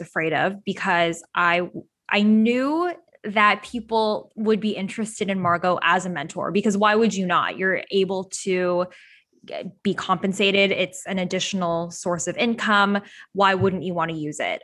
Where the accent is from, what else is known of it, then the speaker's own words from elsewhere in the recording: Toronto, Ontario, Canada; moved away as an adult; now in Los Angeles, United States; I was born and raised in Toronto